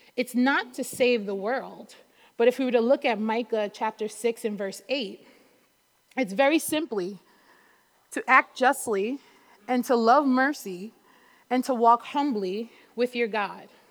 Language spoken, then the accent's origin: English; New York City, New York, United States; also born or lived in North Carolina / Brooklyn; even though I'm in Brooklyn now, I was born and raised in Queens